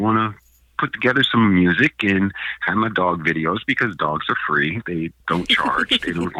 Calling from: Portland, United States; I am calling from my home. Nice. Actually in Portland.

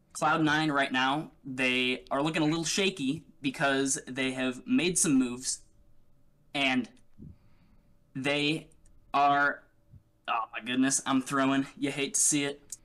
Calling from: Eau Claire, Wisconsin, United States; I'm calling from Eau Claire, Wisconsin.

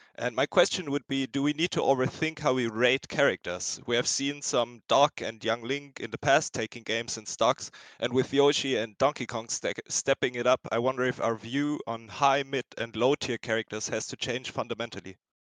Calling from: Berlin, Germany; I'm calling in from Berlin, Germany

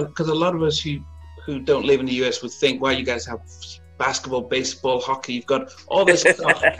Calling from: England, United Kingdom; Overseas, I'm in England.

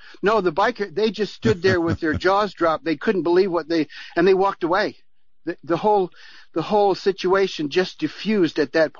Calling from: Nelson, New Zealand; I'm ringing from New Zealand.

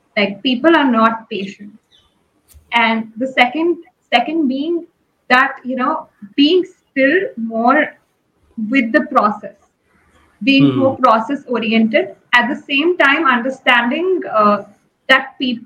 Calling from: Ahmedabad, Gujarat, India; So I'm joining from Ahmedabad, India.

